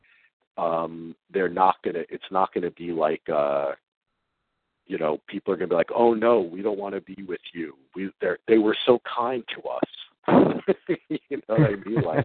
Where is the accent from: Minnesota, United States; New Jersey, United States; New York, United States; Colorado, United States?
New Jersey, United States; we're both from Jersey